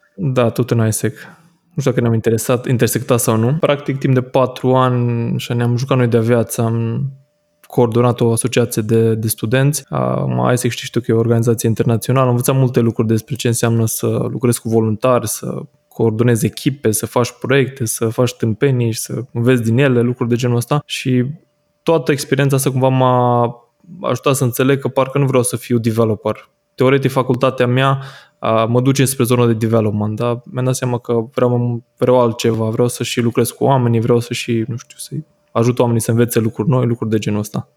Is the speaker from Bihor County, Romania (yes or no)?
yes; Oradea, Bihor County, Romania; în partea asta a țării, în Norvesc, unde sunt eu din Oradea